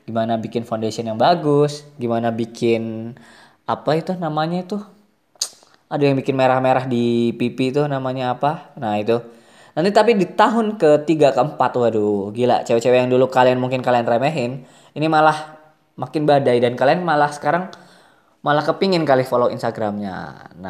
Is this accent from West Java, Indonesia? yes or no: no; Bontang, East Kalimantan, Indonesia; moved away as an adult; also born or lived in Malang; aku dari Kalimantan kuliahnya di Malang nah pas ke Malang itu udah tuh dikirimin duit yang lumayan lebih banyak daripada biasanya terus nah ngelihat nih eh, wisata-wisata baru kafe-kafe baru terus film-film baru mungkin gara-gara dulu mungkin di Bontang nggak ada bioskop